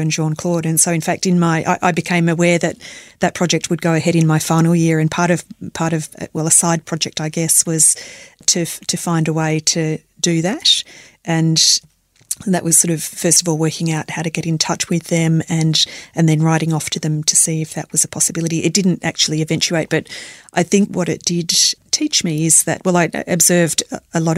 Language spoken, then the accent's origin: English; Melbourne, Victoria, Australia; I was born and bred in Melbourne